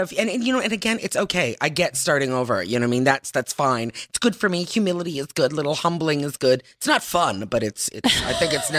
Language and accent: English; Tillsonburg, Ontario, Canada; also born or lived in Pointe-Claire, Quebec / Toronto; now in Los Angeles, United States; I grew up in Tilsonburg.